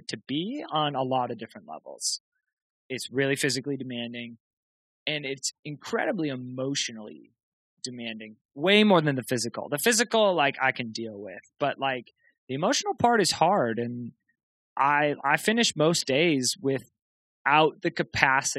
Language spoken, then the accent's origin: English; Rochester, New York, United States; moved away as an adult; now in Boston, United States; I grew up in Rochester, New York.